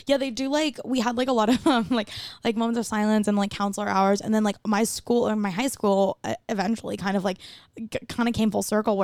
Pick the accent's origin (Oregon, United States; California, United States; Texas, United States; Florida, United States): California, United States; Bay Area; moved away as an adult; also born or lived in Palo Alto / Tacoma, Washington; now in Los Angeles, United States; I'm from the Bay Area.